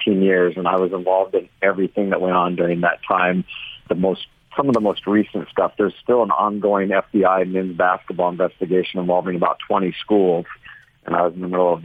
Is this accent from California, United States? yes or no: yes; Orange County, California, United States; I'm from Orange County, California.